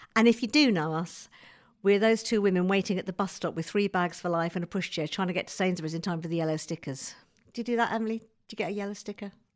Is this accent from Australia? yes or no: no; United Kingdom; as a Brit pitching in America